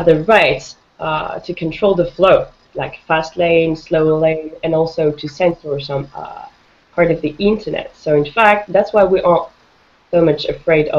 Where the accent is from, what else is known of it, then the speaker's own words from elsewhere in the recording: France; I'm from France